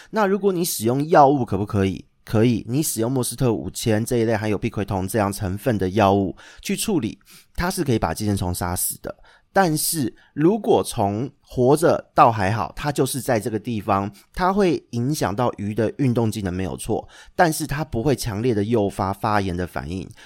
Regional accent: Xindian, New Taipei, Taiwan; 因为小时候在，住在新店一带

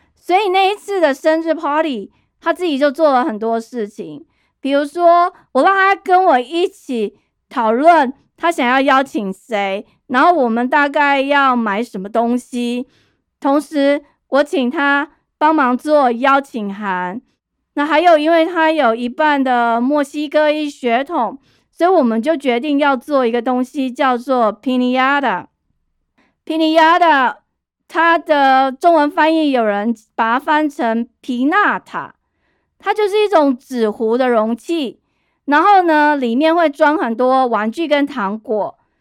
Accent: Taipei, Taiwan; 我是在台北市长大

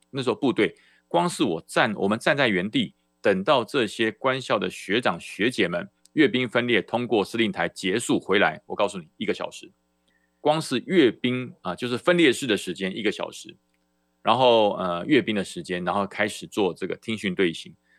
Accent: Taiwan; 中华民国在台湾，我来自台湾，我也不反对

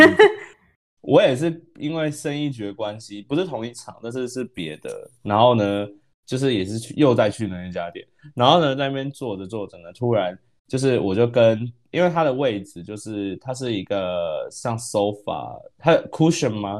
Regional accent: Taiwan; moved away; also born or lived in United States; 我是台湾人，但我之前在美国

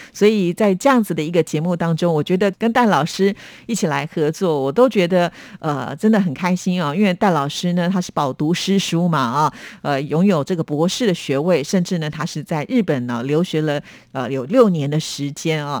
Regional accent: Taiwan; 我小时候住在眷村

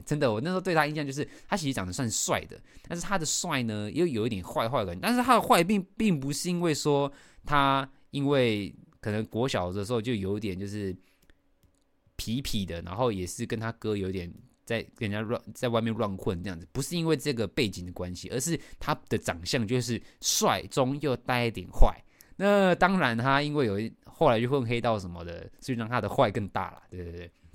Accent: Taoyuan, Taiwan; 我以家住南坎嘛，逃院南坎，我老家住南坎，那我们就是读那个南坎国小

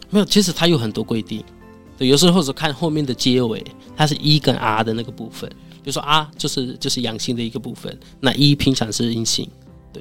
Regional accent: India; Chinese is a second language; moved away as an adult; now in Taiwan; 因为作为印度人，对于我们来说，学中文是非常难的一件事情

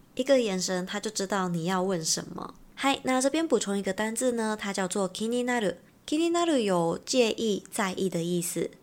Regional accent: Taiwan; 我们是从台湾来的

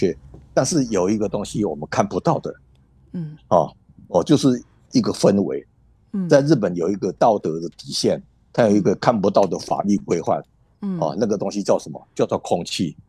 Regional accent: Taiwan; moved away as an adult; now in Japan; 但是我们台湾人都会把它当真，因为我们很诚恳。

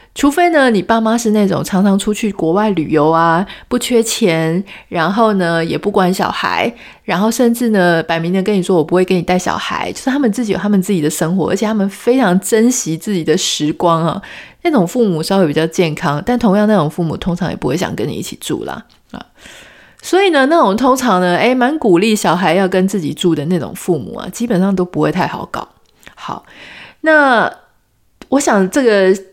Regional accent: Taiwan; 从小在台湾长大

